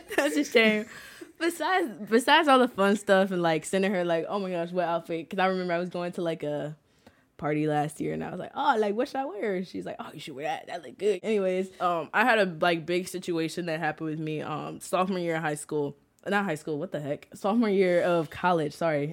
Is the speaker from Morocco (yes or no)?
no; St. Louis, Missouri, United States; also born or lived in O'Fallon, Missouri; Growing up in North County, obviously, I really liked the environment where my parents wanted us to be raised